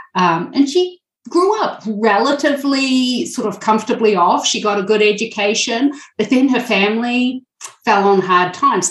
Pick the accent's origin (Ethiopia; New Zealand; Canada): New Zealand; now in Milwaukee, United States; I am originally from New Zealand